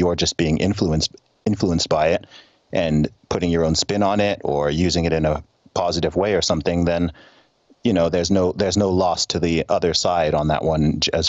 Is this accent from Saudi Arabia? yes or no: yes; Saudi Arabia; People are always surprised when I say that I loved growing up in Saudi Arabia. I mean, I was living in an expat community, so I'm aware that where I lived was very different in many ways from what you would call the real Saudi, right?